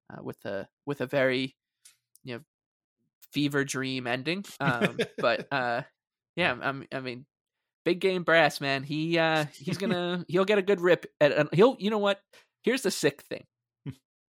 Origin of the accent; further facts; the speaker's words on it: Long Island, New York, United States; I grew up on Long Island